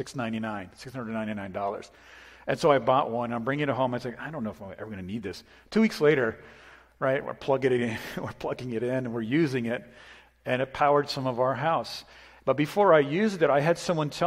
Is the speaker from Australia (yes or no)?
no; New England, United States; moved away; I grew up in New England. It's very Stoic up there